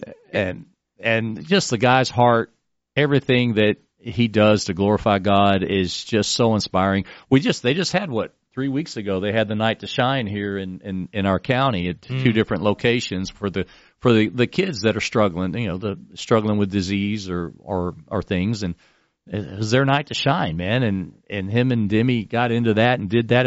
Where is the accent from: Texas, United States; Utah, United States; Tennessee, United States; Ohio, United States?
Texas, United States; now in Florida, United States; I moved to Florida. I'm a Texan